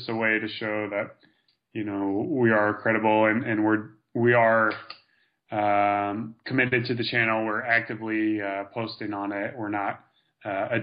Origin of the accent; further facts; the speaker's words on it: United States; as an American